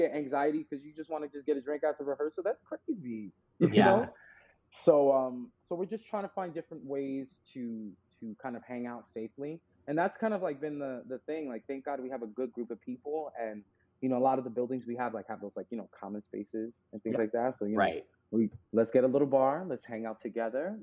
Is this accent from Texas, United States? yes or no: no; New York, United States; I grew up in New York